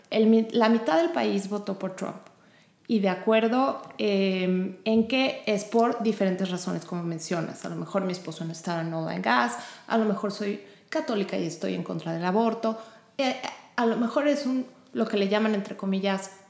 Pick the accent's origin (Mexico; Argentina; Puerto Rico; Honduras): Mexico; now in Houston, United States; en mi caso yo y mi esposo somos mexicanos, mis hijos nacieron aquí